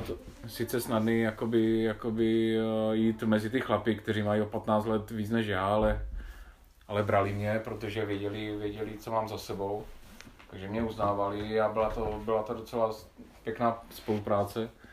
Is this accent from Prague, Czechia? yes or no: no; Havířov, Moravian-Silesian Region, Czechia; moved away; že pocházím z Havířova